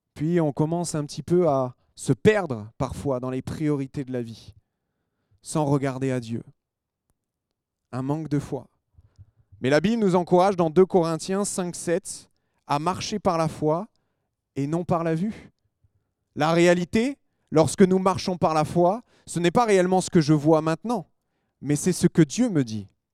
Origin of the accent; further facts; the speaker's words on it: France; on est des Français